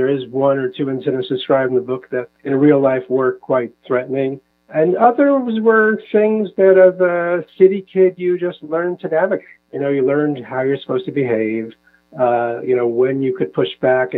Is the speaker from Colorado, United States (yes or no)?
no; New York, United States; moved away as an adult; also born or lived in Seattle, Washington; now in Israel; growing up in New York